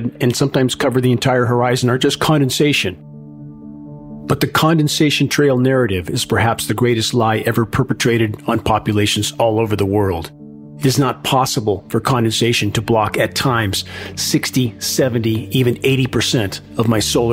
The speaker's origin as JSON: {"language": "English", "region": "Southern California", "country": "United States", "tie": "born or raised there", "moved": "yes", "said": "I grew up in Southern California, choking in a sea of smog."}